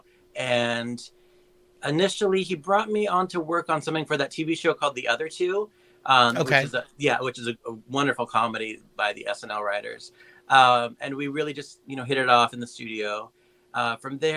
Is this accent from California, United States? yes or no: yes; Santa Barbara, California, United States; also born or lived in Lompoc; I'm from Santa Barbara and Lompoc, okay. So not too far from